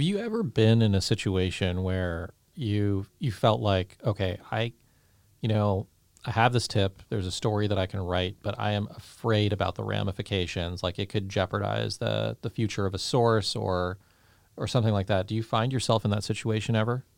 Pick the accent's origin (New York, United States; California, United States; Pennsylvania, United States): California, United States; Saratoga; I grew up in Saratoga